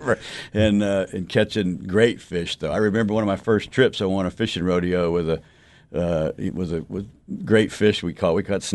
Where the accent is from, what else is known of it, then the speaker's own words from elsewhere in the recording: Beaumont, Texas, United States; also born or lived in Houston, Texas; I'm a Texan through and through. I was born in Houston, raised in Beaumont, but my parents were from Massachusetts